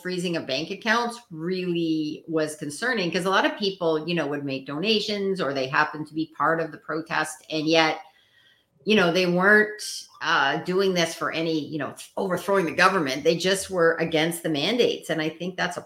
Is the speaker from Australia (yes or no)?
no; Canada; as a Canadian